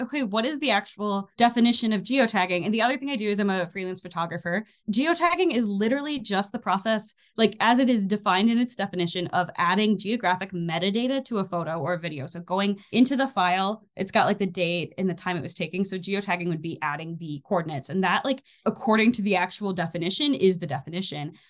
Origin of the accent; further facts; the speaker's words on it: Michigan, United States; also born or lived in Armenia; now in northern Minnesota, United States; I'm from Michigan originally